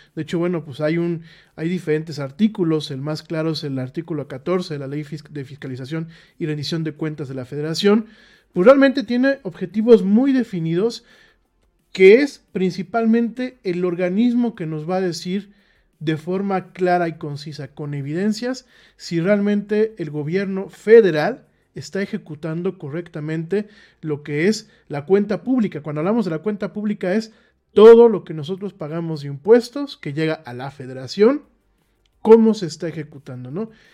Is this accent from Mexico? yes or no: yes; Mexico; como mexicanos